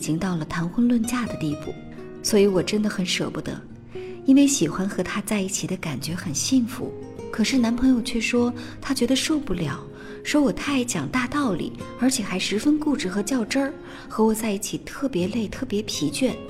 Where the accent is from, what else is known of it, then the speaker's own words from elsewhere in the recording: Qingdao, Shandong, China; now in Beijing, China; 就是这么巧，我们老家居然都是青岛，但是他在厦门工作，我在北京。